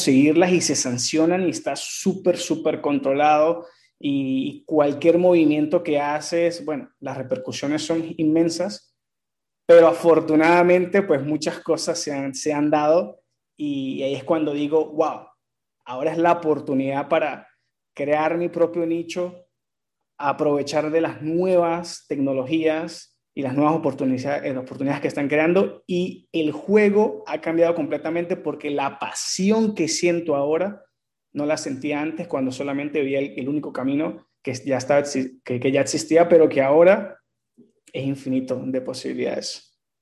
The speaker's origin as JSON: {"language": "Spanish", "country": "Venezuela", "said": "mi país Venezuela"}